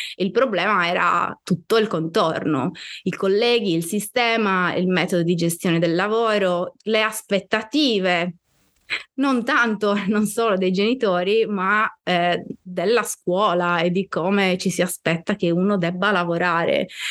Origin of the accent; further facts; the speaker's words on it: Sardinia, Italy; moved away as an adult; also born or lived in Bologna / Florence; io eh, sono nata in Sardegna, ma sono anche cresciuta in Sardegna, nel senso che sono andata via che ero grande, avevo 28 anni